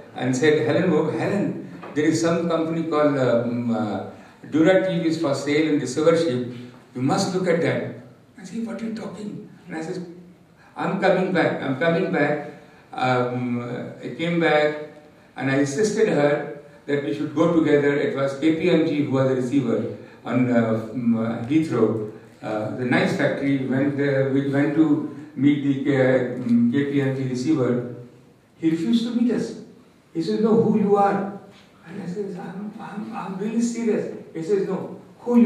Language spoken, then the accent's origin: English; Bihar, India; moved away; I come from Bihar from very humble background